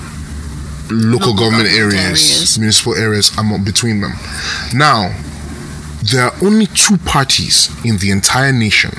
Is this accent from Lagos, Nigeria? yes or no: no; Rivers State, Nigeria; I'm from River State. I'm from a coastal community, so it's always fishermen with me